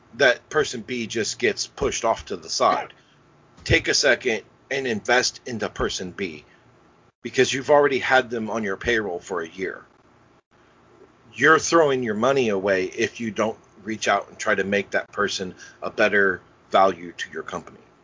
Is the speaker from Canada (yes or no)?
no; Indianapolis, Indiana, United States; now in Cincinnati, United States; I grew up in Indianapolis